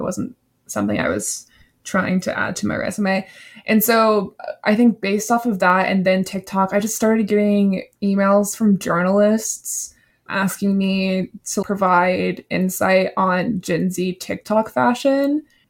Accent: the South, United States; I'm from the South and I just don't know how to really talk fast.

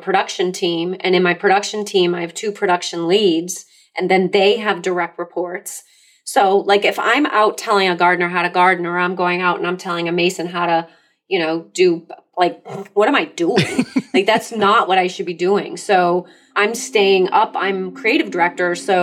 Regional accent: Massachusetts, United States; I'm Massachusetts

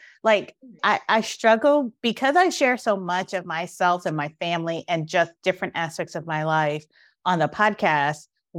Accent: Brooklyn, New York, United States; because I grew up like in Brooklyn in the 80s.

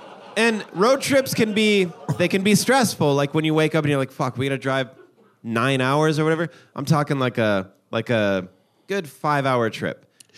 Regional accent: Sioux Falls, South Dakota, United States; I grew up in Sioux Falls. I don't know if you know that, but I grew up in Sioux Falls, South Dakota.

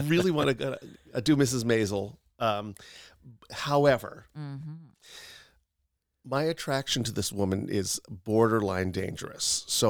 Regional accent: New York City, New York, United States; New York City.

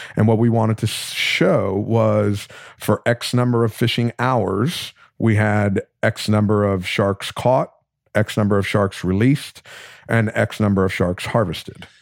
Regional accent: South Florida, United States; I'm from, I grew up in South Florida

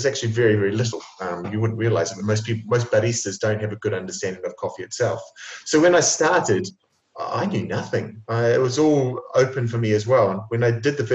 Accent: New Zealand; moved away as an adult; now in Italy; growing up in New Zealand

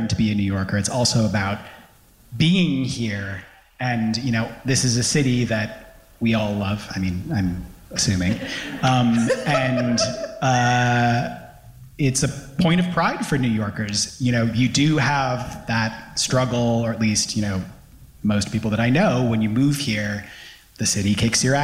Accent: London, United Kingdom; moved away as an adult; now in New York, United States; I moved here from London, as you can tell from my accent

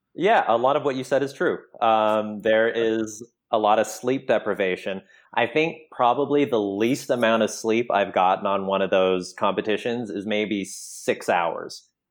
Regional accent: Canada; moved away; coming from Canada and then having, like, a mixed background

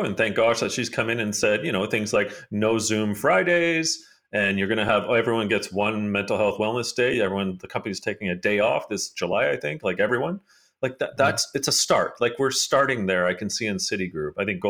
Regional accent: Hamilton, Ontario, Canada; I mean, I grew up in Hamilton, Ontario

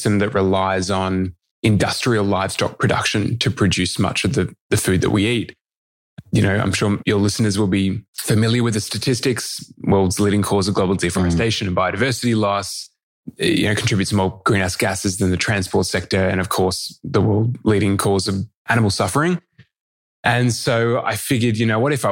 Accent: Melbourne, Victoria, Australia; born or raised there

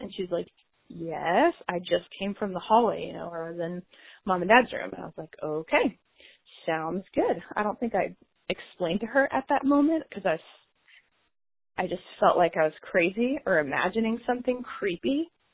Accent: St. Louis area, Jefferson County, Missouri, United States; I am from San Luis area, Jefferson County area specifically

